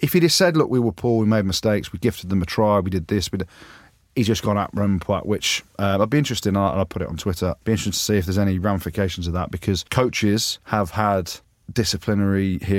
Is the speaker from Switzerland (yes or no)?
no; England, United Kingdom; as I'm English, as I'm an arrogant Englishman, according to Jim.